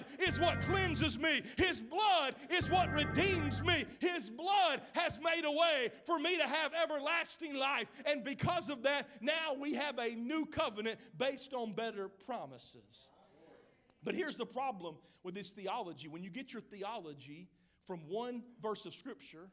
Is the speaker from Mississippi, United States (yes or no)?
yes; Mississippi, United States; now in Oklahoma, United States; I'm from Mississippi